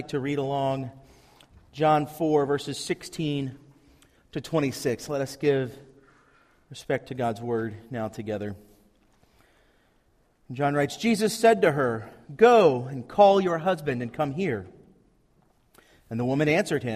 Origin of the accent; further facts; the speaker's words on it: Tri-Cities, Virginia, United States; moved away; I'm from the Tri-Cities